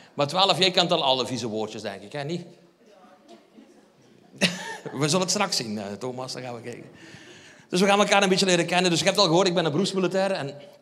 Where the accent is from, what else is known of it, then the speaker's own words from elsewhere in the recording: Limburg, Flanders, Belgium; ik kom van Limburg